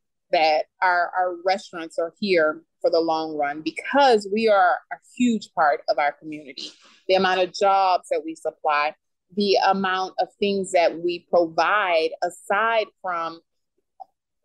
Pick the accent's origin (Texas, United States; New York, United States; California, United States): Texas, United States; Beaumont; also born or lived in Houston, Texas; now in Dallas, United States; I was raised and born in Beaumont